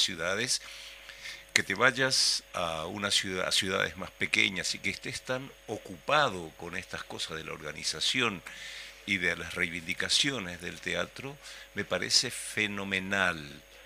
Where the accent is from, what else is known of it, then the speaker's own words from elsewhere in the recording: Paraguay; now in Uruguay; habiendo vivido tantos años acá en Uruguay, pues soy paraguayo